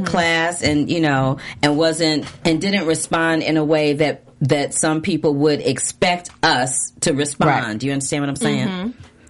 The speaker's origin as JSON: {"language": "English", "town": "St. Louis", "region": "Missouri", "country": "United States", "tie": "born or raised there", "moved": "yes", "said": "I'm originally from St. Louis, Missouri, yep."}